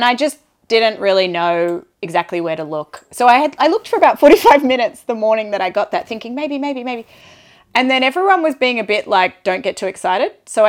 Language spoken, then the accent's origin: English; Australia; now in France; And I would never describe myself, even though my mum's Scottish, I would never describe myself as half Australian, half Scottish.